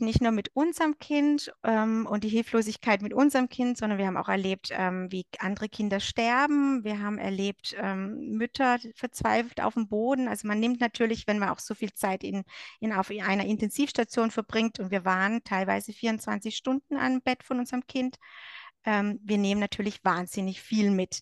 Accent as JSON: {"language": "German", "country": "Germany", "moved": "as an adult", "lives_now": "Switzerland", "said": "ich komme ursprünglich aus Deutschland und lebe aber seit sechs Jahren mit meinem Mann in der Schweiz."}